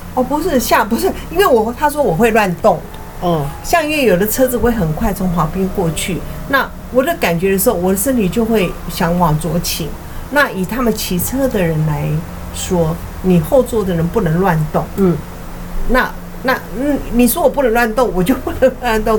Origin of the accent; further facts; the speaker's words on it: Taiwan; 其实我们台湾腹地应该很小